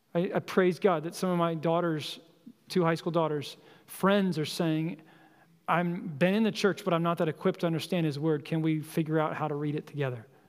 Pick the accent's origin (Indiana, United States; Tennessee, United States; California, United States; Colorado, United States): Colorado, United States; moved away; I grew up in Colorado